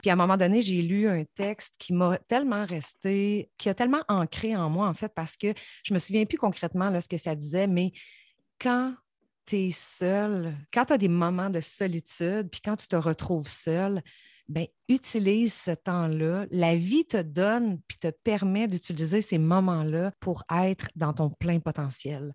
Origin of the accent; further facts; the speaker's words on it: Saint-Georges, Quebec, Canada; moved away; je viens de Saint-Georges